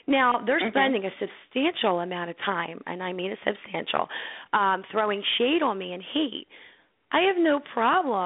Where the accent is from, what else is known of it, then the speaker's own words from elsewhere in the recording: Philadelphia, Pennsylvania, United States; where I was born and raised in Philly.